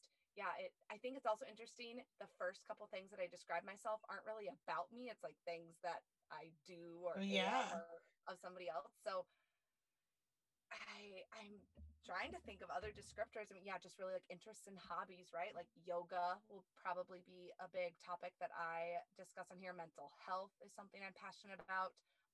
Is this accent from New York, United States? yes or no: no; Perry, Iowa, United States; moved away; I grew up in a small town in central Iowa, Perry